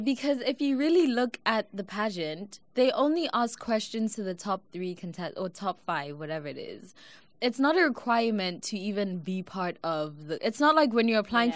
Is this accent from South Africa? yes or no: yes; South Africa; now in United States; I'm South African